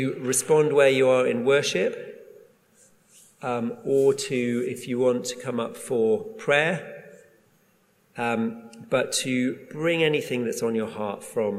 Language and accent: English; Durham, North East England, United Kingdom; I grew up in Durham, in the northeast